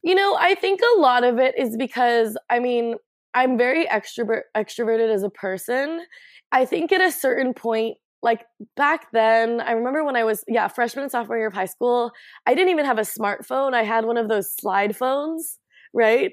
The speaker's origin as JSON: {"language": "English", "town": "Portland", "region": "Oregon", "country": "United States", "tie": "born or raised there", "said": "I grew up in Northwest on 18th and Flanders, like ah. right in the Alphabet District"}